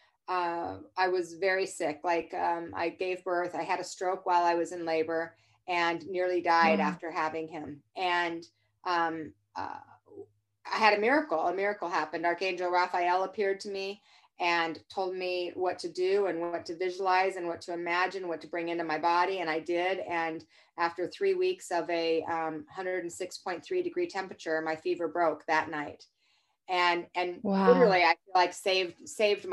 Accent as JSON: {"language": "English", "town": "Salt Lake City", "region": "Utah", "country": "United States", "tie": "born or raised there", "said": "I was raised in Salt Lake City, Utah."}